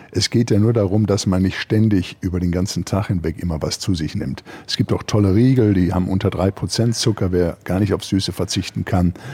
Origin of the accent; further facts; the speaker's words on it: Germany; Und da war auch erstmal ich als Deutscher nicht immer der Bösewicht